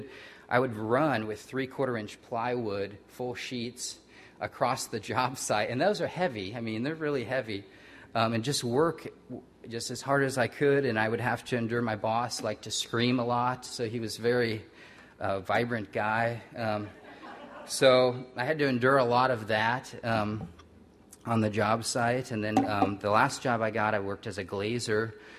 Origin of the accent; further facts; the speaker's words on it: Midwest, United States; moved away; I'm growing up in the Midwest.